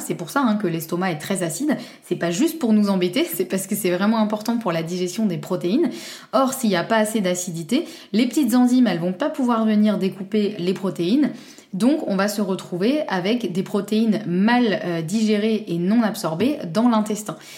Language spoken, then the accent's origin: French; Normandy, France; je suis normande et fière de l'être